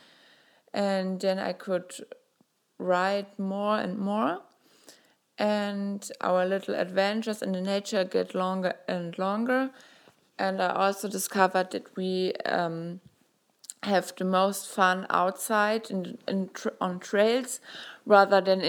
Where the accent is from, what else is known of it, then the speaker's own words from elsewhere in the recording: Germany; I'm 23 years old and I'm from Germany.